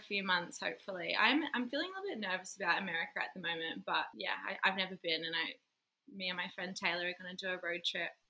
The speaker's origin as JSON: {"language": "English", "region": "far north Queensland", "country": "Australia", "tie": "born or raised there", "also_born_or_lived": "Melbourne / Sunshine Coast", "moved": "yes", "lives_now": "Tasmania, Australia", "said": "Sunshine Coast for 4 years where I met your lovely self. And prior to that, I was in Melbourne for about 8 years, but grew up in far north Queensland."}